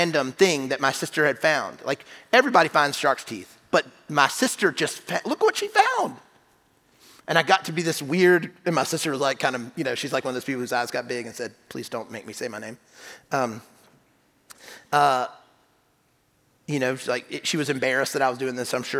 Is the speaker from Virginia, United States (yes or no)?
no; South Carolina, United States; I grew up in South Carolina